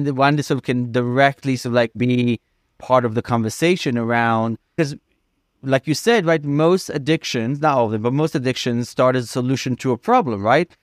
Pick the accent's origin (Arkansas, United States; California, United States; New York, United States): New York, United States; also born or lived in Los Angeles; as a New Yorker